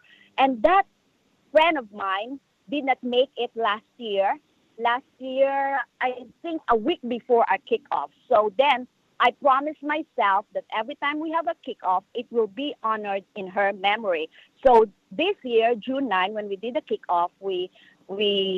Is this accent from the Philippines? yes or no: yes; Philippines; moved away; In the Philippines, because you know what? I grew up in a medical family.